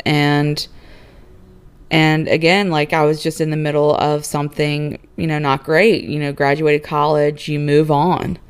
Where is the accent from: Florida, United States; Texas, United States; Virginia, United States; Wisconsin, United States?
Virginia, United States; moved away as an adult; also born or lived in Houston; I was born and raised in Virginia, went to school in Virginia